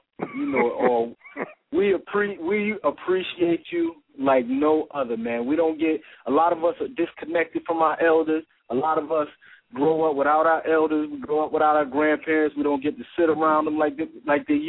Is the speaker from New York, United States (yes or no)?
yes; Rochester, New York, United States; I'm from Rochester, New York